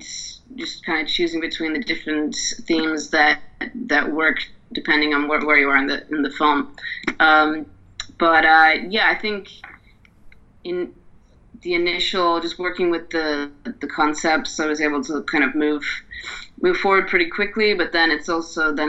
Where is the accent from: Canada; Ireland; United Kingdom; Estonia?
Ireland; Dublin, Leinster; moved away; So I'm from Dublin, so I'm going to visit family in Dublin